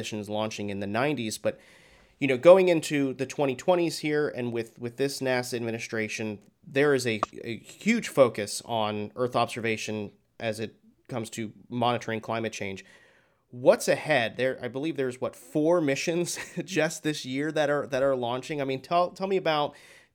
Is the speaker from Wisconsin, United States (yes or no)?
no; Florida, United States; I was born and raised in Florida. I'm based here in Florida